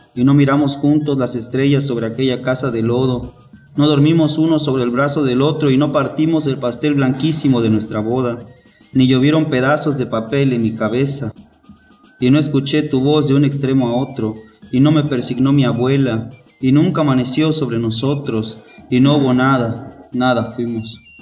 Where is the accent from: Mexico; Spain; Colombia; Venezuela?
Mexico; Juchitán de Zaragoza, Oaxaca; soy de Juchitán, de Zaragoza, Oaxaca, de la séptima sección.